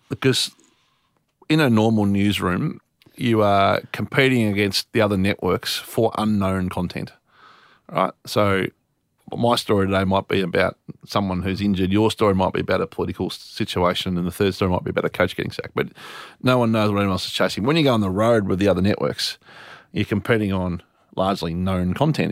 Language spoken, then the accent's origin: English; Warragul, Victoria, Australia; when I grew up in Warrigal